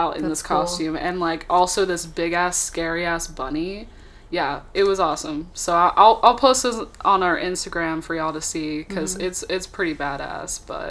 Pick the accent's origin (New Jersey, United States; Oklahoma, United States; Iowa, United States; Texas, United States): Texas, United States; moved away; also born or lived in California; I was raised in Texas, you know, but I was born in California.